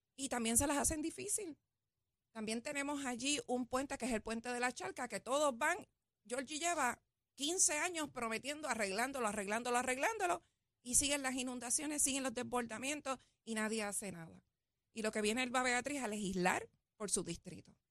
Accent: Guaynabo, Puerto Rico; yo vengo del pueblo de Guainabo, soy nacida y criada en Guainabo

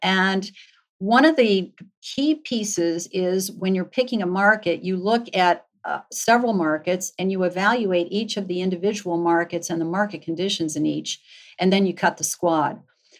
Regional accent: Cleveland, Ohio, United States; moved away as an adult; now in Atlanta, United States; I moved from Cleveland to Atlanta, so I was a Yankee in the South, a woman in public accounting back in the day

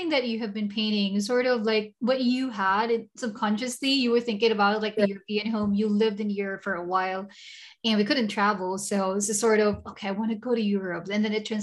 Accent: Singapore; I came from Singapore, she is in Singapore. So we're kind of talking about how, you know, we're both from tropical countries.

